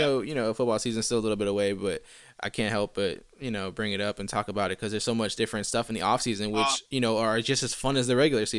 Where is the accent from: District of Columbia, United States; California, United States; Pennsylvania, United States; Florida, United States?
Florida, United States; Port St. Lucie; also born or lived in New York; now in West Palm Beach, United States; I pretty much lived in Port St. Lucie my whole. Okay, so I moved from New York when I was 3, lived there till I was about 18, and then moved to West Palm when I was like 19, 20, somewhere around there